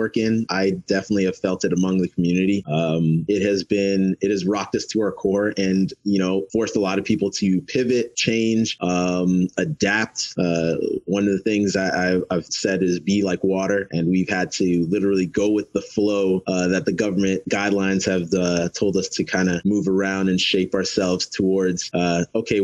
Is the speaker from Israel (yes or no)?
no; Toronto, Ontario, Canada; also born or lived in Mississauga / Windsor; I was born and raised in Canada. I was born in Toronto, moved out to Mississauga when I was 16, and then moved out to Windsor when I was 22